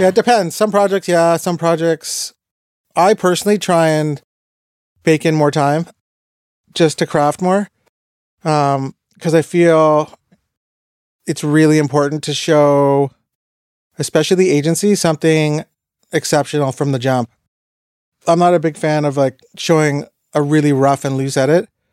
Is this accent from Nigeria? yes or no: no; Toronto, Ontario, Canada; also born or lived in Montreal; I was a guy from Toronto working in Montreal speaking French